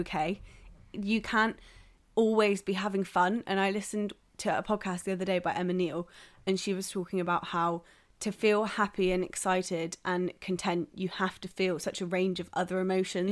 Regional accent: South West England, United Kingdom; moved away; I'm from the southwest

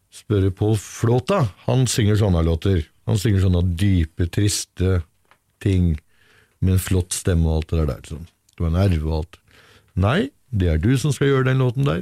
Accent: Brevik, Vestfold og Telemark, Norway; Jeg er fra Brevik i Telemark

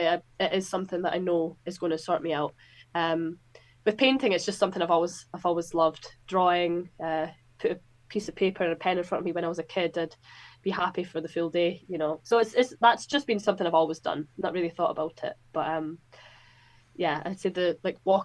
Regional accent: Scotland, United Kingdom; also born or lived in Newcastle; Depends if I'm looking at myself as a Scottish person or a British person

